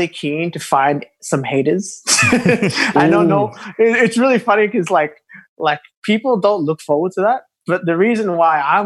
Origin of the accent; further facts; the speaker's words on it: Papua New Guinea; now in Sydney, Australia; I'm originally from Papua New Guinea. So growing up, being a Melanesian